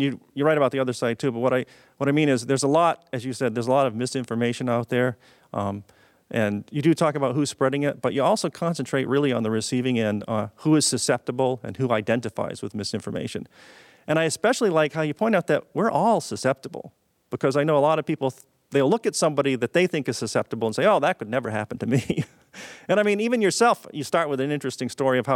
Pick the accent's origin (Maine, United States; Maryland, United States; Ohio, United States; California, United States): Maine, United States; moved away as an adult; now in Boston, United States; I grew up in Maine. And I went to the University of Maine before I moved to Massachusetts